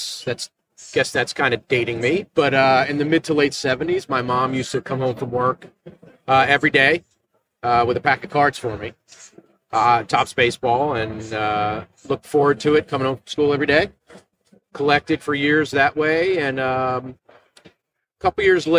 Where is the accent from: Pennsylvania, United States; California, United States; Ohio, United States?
Pennsylvania, United States; right outside of Philadelphia; I'm not from Buffalo like you guys, but I'm from, you know, right outside of Philadelphia